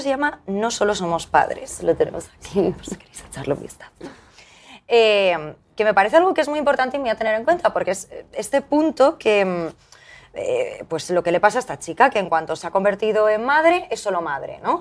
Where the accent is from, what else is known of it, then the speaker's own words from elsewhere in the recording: Valencian Community, Spain; así salimos todos en ese colegio de Valencia